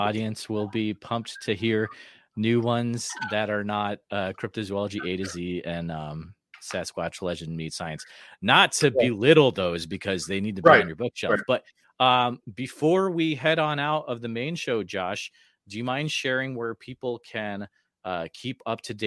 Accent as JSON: {"language": "English", "region": "Central Iowa", "country": "United States", "said": "I'm from Central Iowa"}